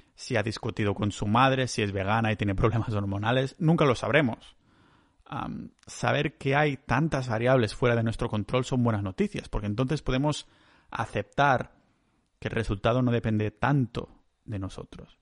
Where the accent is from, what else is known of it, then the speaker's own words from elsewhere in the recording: Catalonia, Spain; soy un catalán